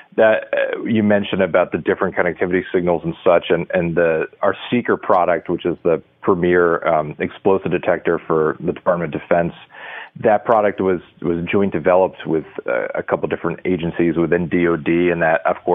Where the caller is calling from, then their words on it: New Castle, New Hampshire, United States; I am in Newcastle, New Hampshire, which if anyone's familiar with the seacoast region of New Hampshire, it's right by Portsmouth, New Hampshire.